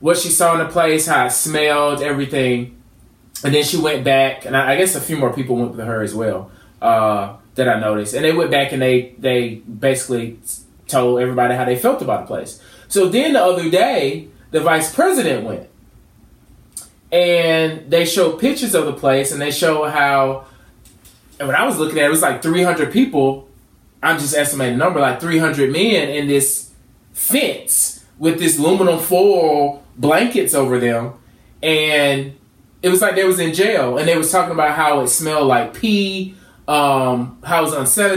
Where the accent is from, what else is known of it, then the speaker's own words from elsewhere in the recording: Georgia, United States; That's where I'm from. I'm from Georgia.